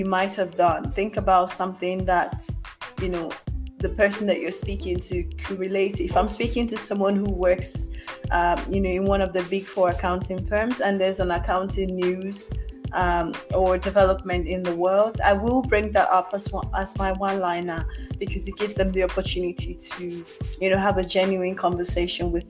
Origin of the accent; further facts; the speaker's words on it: Nigeria; also born or lived in Mauritius; I'm Nigerian